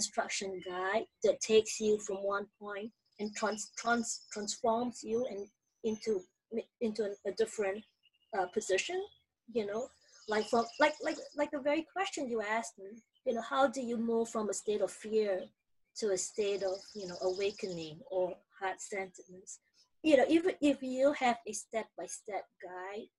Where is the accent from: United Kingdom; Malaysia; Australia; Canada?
Malaysia; moved away as an adult; now in United States; I grew up in Malaysia, and then I came to school in the US